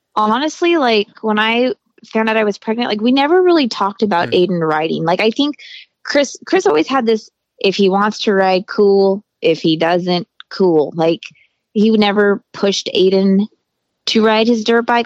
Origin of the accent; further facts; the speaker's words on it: Hesperia, California, United States; also born or lived in Greeley, Colorado; I was actually born in Greeley, Colorado, and then we moved to Hesperia, California when I was like, hmm, was I seven years old